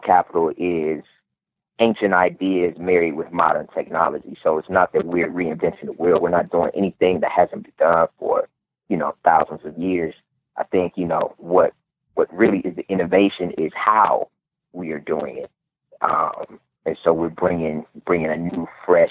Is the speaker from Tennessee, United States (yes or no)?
no; Cleveland, Ohio, United States; my hometown of Cleveland, Ohio